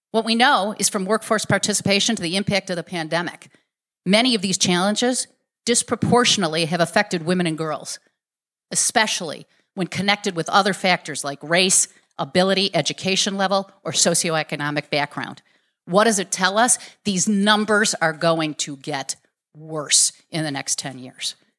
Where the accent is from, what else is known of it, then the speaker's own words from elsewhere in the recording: Chicago, Illinois, United States; I was born in Garfield Park, Illinois. That's the southwest side of Chicago